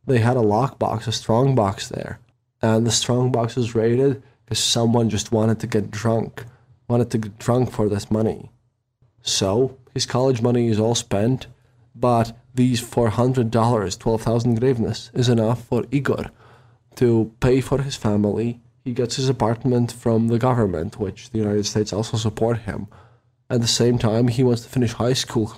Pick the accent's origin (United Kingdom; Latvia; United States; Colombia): Latvia; Riga; I was from Riga